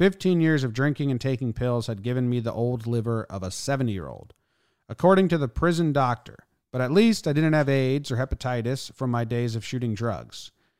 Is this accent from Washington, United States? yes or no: yes; Everett, Washington, United States; also born or lived in Seattle / Snohomish; Born in Seattle, raised in Everett and Snohomish, bounced between all three my whole life. Nowhere is my home.